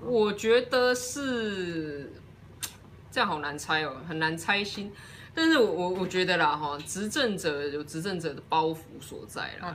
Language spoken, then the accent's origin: Chinese; Taiwan; 我们台湾人